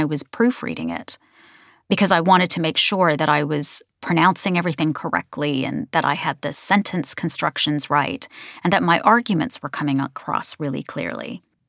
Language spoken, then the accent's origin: English; United States; now in United Kingdom; Partly it's because I'm American and I've lived in Britain for 27 years. And so my accent and my pronunciations kind of oscillate between the two.